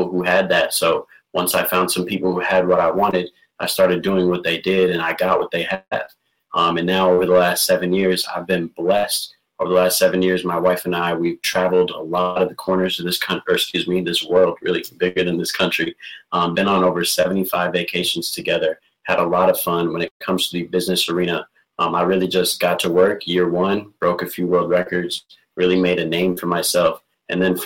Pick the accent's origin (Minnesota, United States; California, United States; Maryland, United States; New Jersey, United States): Minnesota, United States; Burnsville; I'm from Burnsville, Minnesota, an entrepreneur out here. I grew up, born and raised, Burnsville